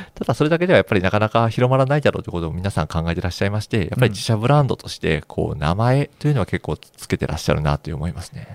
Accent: Higashiosaka, Osaka, Japan; 出身が東大阪なので、はいはい、どちらかというとこう、家の周りに工場があるのが当たり前

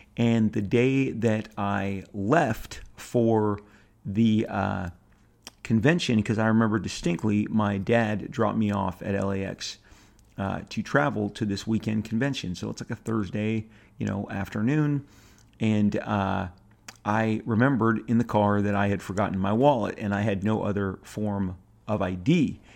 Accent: Orange County, California, United States; grew up in a pretty, you know, contained bubble in Orange County

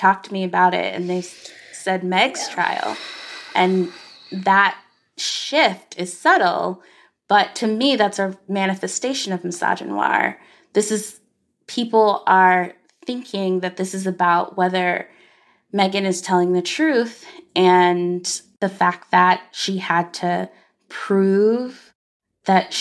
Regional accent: Arkansas, United States; as a black girl growing up in Arkansas

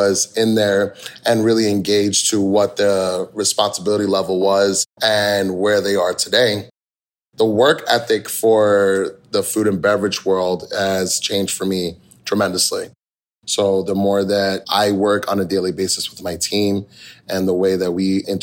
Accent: Hudson Valley, New York, United States; now in Tampa, United States; I originally grew up in New York. I'm from Hudson Valley area, and I grew up with food

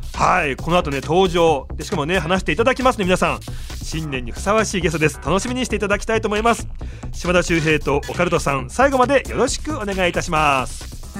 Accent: Nagano, Japan; 高校長野県の佐久長聖高校出身

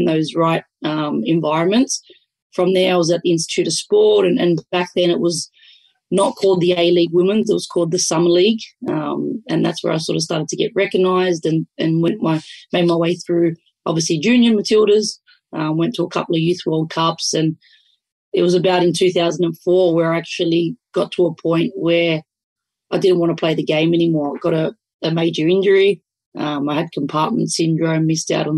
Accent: Sydney, New South Wales, Australia; with our Italian background and growing up in Western Sydney

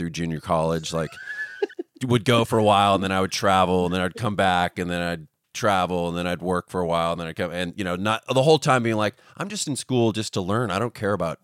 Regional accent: Northern California, United States; moved away; also born or lived in Seattle; I'm from Northern California

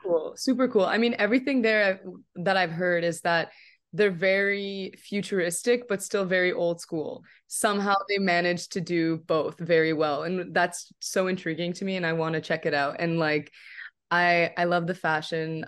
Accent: Canada; also born or lived in Morocco; I'm from Canada

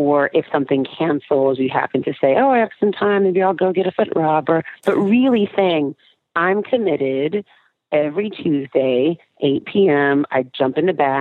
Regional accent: California, United States; moved away; I'm from California

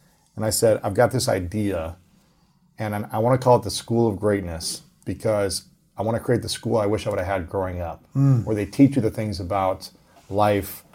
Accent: Ohio, United States; also born or lived in New York City; now in Los Angeles, United States; I'm from Ohio

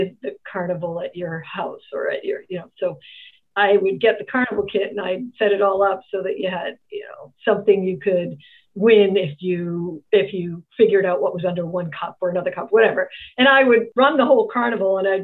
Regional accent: Boston, Massachusetts, United States; I grew up in a very big family in federal housing projects in Boston

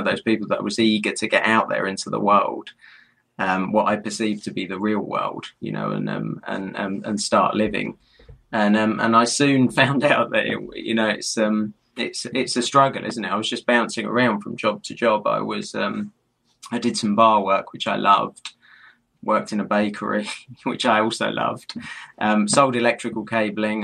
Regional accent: London, United Kingdom; being a Londoner

